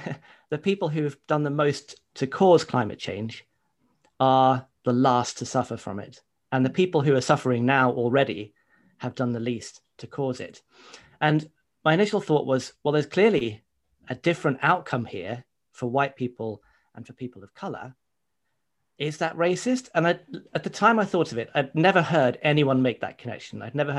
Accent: United Kingdom; certainly growing up in Britain, are that racism is about personal prejudice. So, you know, if I go out into the street here in Luton

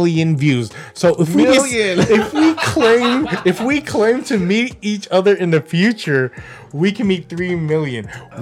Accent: Philippines; I'm a Filipino. That's all we eat

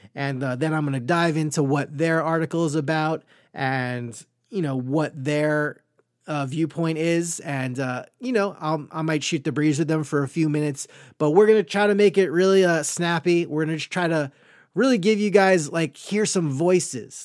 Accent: Great Neck, New York, United States; moved away; I am from Great Neck, New York, Long Island, a lovely Jewish upbringing

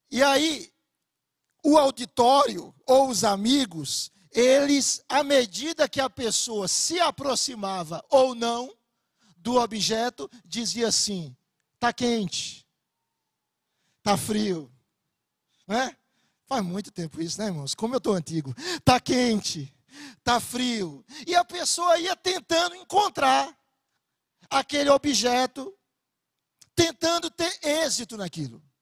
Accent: Bahia, Brazil; moved away; eu sou baiano. Talvez não pareça, mas eu sou baiano.

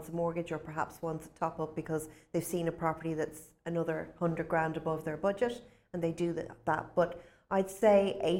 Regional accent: Dublin, Leinster, Ireland; moved away as an adult; now in Spain; I'm from Sutton, beside the sea, in Dublin

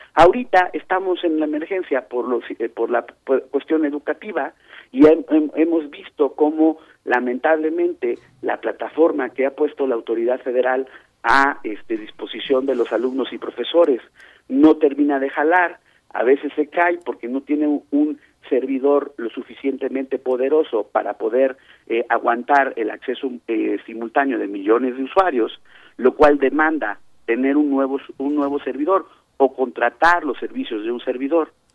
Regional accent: Mexico; la pagamos los mexicanos.

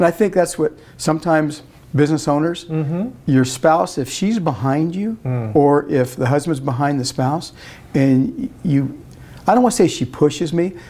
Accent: Arvin, California, United States; I was raised out in Arvin, real close to the Tarver family

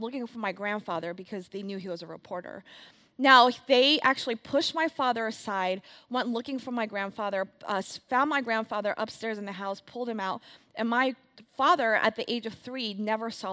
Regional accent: Philadelphia, Pennsylvania, United States; born and raised in Philadelphia, PA, the daughter of two immigrants

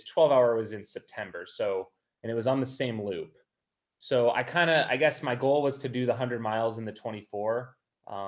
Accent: Phoenix, Arizona, United States; I grew up in Phoenix, Arizona

